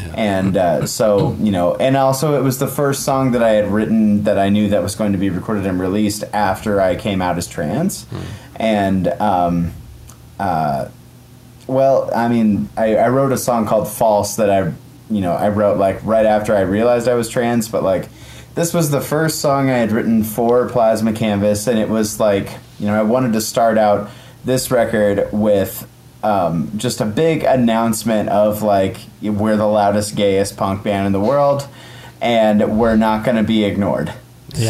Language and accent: English; Midwest, United States; I'm from the Midwest